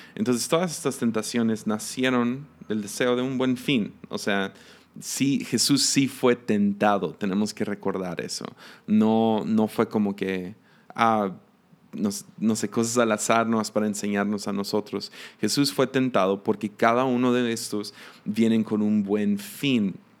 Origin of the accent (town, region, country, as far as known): Mexico